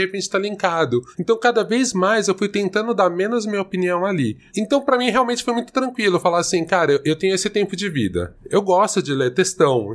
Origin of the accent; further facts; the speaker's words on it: São Paulo, Brazil; eu sou de São Paulo, minha família mora aqui